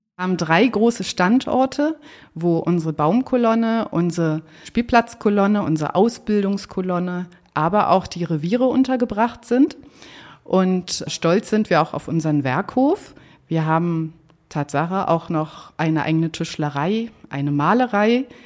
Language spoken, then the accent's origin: German; Berlin, Germany; also born or lived in Lisbon, Portugal; bin ich aber aufgewachsen in Marienfelde, hier im Süden von Berlin